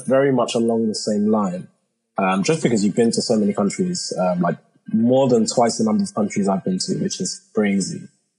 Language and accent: English; United Kingdom; I'm Black, but then I'm also British.